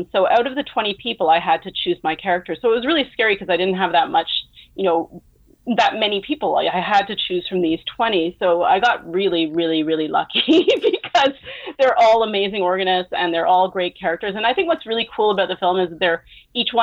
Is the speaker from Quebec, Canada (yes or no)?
yes; Montreal, Quebec, Canada; here in Montreal, which is my hometown